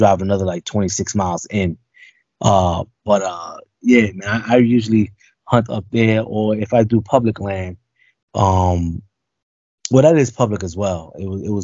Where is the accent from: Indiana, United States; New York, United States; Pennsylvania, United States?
New York, United States; New York City; I was born and raised in the South Bronx